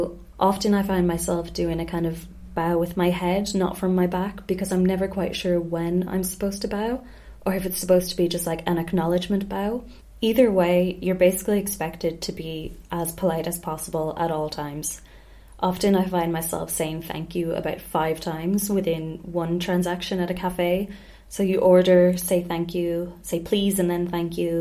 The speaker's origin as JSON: {"language": "English", "country": "Ireland", "also_born_or_lived": "Spain", "moved": "yes", "said": "being Irish"}